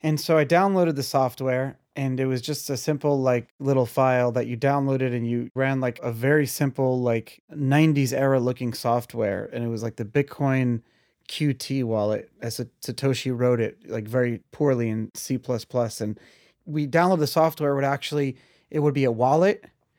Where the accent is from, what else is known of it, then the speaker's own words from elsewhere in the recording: Brooklyn, New York, United States; So I grew up in Brooklyn and grew up in like the yeshiva world.